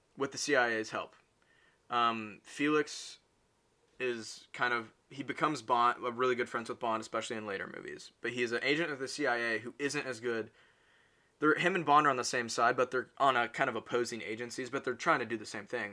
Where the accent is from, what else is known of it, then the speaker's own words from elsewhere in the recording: United States; I'm American